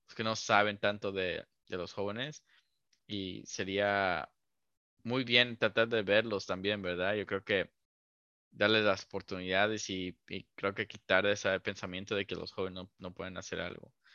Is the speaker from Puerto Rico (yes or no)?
no; Mexico; crecer como, mexicanos